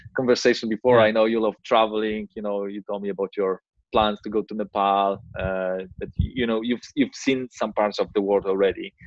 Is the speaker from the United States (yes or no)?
no; Gdańsk, Pomeranian Voivodeship, Poland; I'm from Gdańsk, you know, which is North Poland, uh, next to Baltic Sea